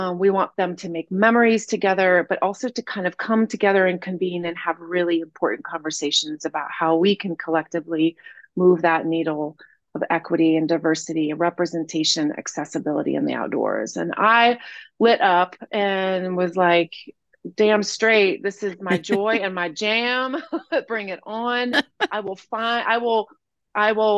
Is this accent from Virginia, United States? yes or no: no; Asheville, North Carolina, United States; I grew up here in Asheville